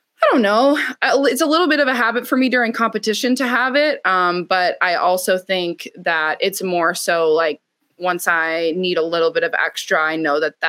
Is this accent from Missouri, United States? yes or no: no; Wisconsin, United States; I'm from Wisconsin